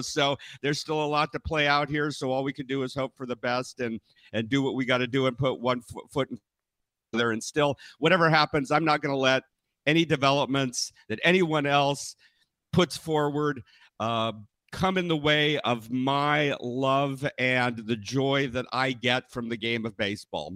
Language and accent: English; Northern California, United States; I was born and raised in Northern California